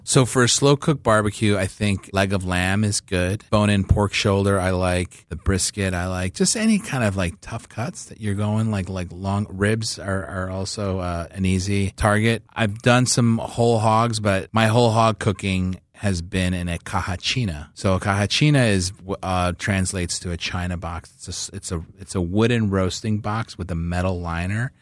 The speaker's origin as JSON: {"language": "English", "town": "Chicago", "region": "Illinois", "country": "United States", "tie": "born or raised there", "moved": "yes", "said": "I grew up in Chicago"}